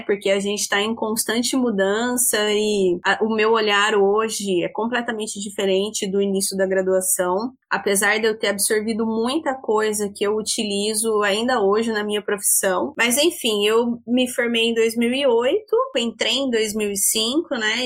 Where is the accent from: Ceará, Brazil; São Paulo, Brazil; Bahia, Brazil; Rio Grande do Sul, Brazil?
São Paulo, Brazil; Jaboticabal; moved away as an adult; now in Maringá, Brazil; Eu sou do interior de São Paulo, sou de uma cidade chamada, chamada Jaboticabal, é próximo a Araraquara